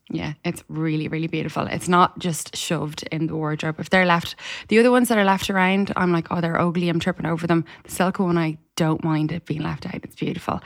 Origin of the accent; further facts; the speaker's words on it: Ireland; an Irish person